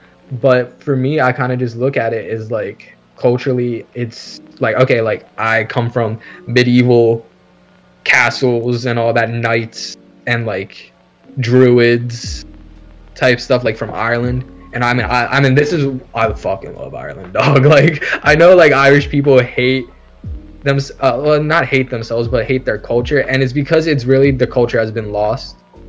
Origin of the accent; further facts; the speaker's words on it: Philippines; I am considered a Tagalog, which is like a certain part of, which is, okay, pretty much like what I am as a Filipino.